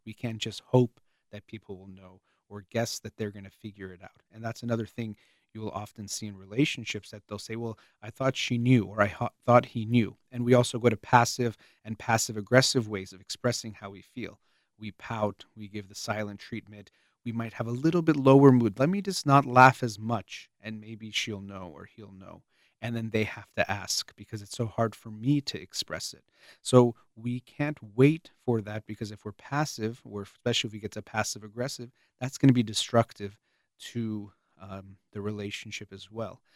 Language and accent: English; United States; the United States of America. I was born here